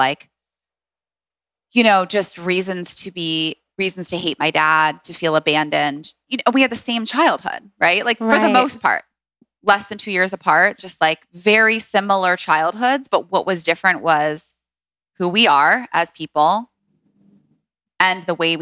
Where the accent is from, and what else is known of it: Washington, District of Columbia, United States; born or raised there